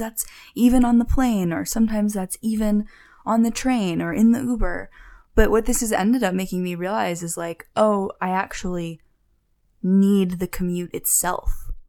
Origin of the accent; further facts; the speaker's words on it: Philadelphia, Pennsylvania, United States; moved away as an adult; now in Los Angeles, United States; growing up in Philly